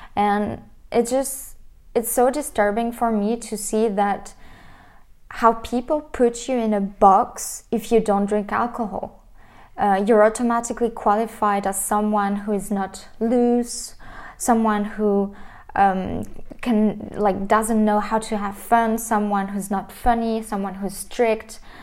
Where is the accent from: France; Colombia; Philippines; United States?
France; I was raised in France